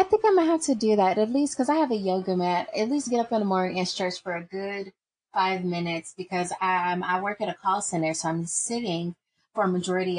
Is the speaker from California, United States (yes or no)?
no; Chicago, Illinois, United States; then a few years later, we end up moving out west, and then it's north, and then it's out west, and then it's west suburbs. So it's like I'm just all over, but I'm still from the city.